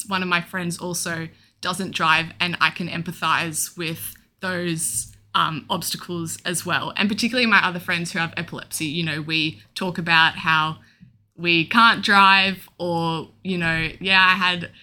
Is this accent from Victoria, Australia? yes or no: yes; Melbourne, Victoria, Australia; I'm 22 and I'm from Melbourne.